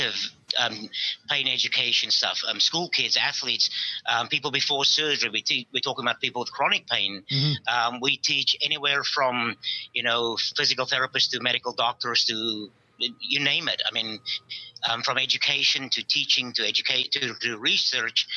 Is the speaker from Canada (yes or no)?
no; South Africa; now in United States; I'm from South Africa. came to the United States